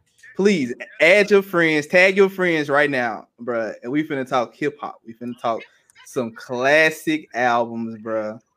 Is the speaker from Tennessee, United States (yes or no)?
yes; Memphis, Tennessee, United States; Hey, I'm from Memphis.